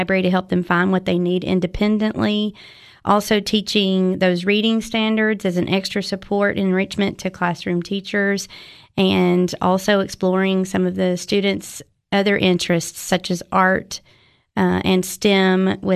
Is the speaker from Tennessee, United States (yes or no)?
yes; Linville, Tennessee, United States; moved away as an adult; now in Cookeville, United States; I was raised in Linville, Tennessee